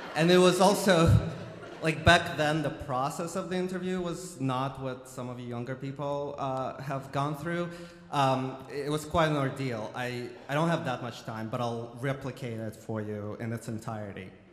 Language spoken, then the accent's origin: English; Ukraine; now in United States; I grew up in the Soviet Ukraine